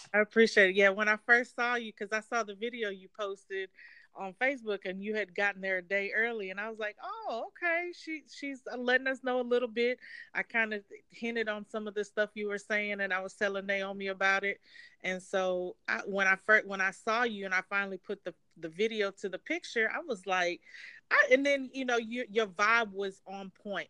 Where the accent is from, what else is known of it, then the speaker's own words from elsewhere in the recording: Atlanta, Georgia, United States; I'm actually from Atlanta, Georgia.